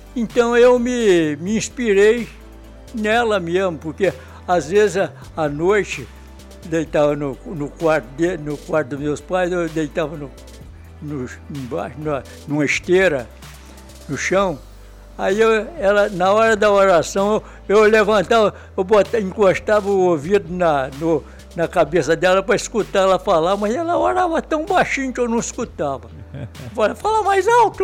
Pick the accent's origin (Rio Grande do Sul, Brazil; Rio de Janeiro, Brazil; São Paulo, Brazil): Rio de Janeiro, Brazil; Bom Jesus do Itabapoana; also born or lived in Natividade, Rio de Janeiro; Eu nasci em Bom Jesus, Tabapuana